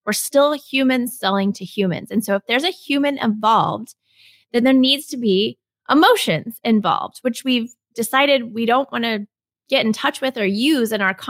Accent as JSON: {"language": "English", "region": "Texas", "country": "United States", "said": "well, I'm from Texas and I'm always searching for the best Tex-Mex."}